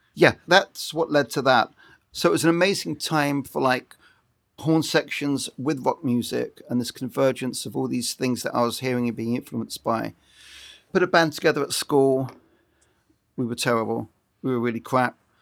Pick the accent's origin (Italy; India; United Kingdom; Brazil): United Kingdom; Brighton, South East England; moved away as an adult; now in Los Angeles, United States; I come from Brighton on the south coast of England. I'm now an Ameri Brit, and I've been living in L A permanently for twenty-five years